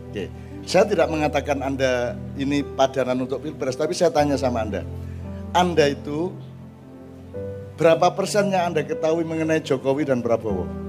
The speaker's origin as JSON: {"language": "Indonesian", "region": "East Java", "country": "Indonesia", "said": "harus punya cita-cita sebagai orang Madura secara keseluruhan, tidak hanya pribadi-pribadi. Dulu kita punya Basrah, kita sekarang tidak punya."}